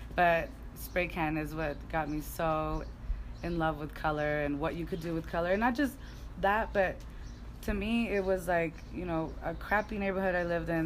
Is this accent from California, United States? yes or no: yes; Los Angeles, California, United States; accent: Valley girl; also born or lived in Mexico / Sacramento; girl, honestly, because I grew up in the Valley.